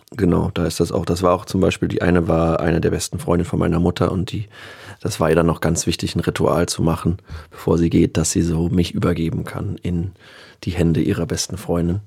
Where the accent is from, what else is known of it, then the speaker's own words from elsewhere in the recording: Berlin, Germany; hier Kreuzberg, wo mhm. ich einfach aufgewachsen bin